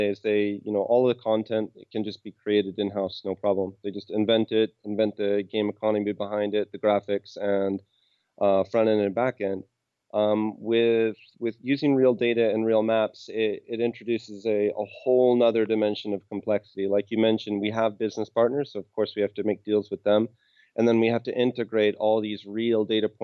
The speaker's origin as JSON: {"language": "English", "town": "Seattle", "region": "Washington", "country": "United States", "moved": "as an adult", "lives_now": "Krakow, Poland", "said": "I'm from Seattle, and I'm in Krakow right now"}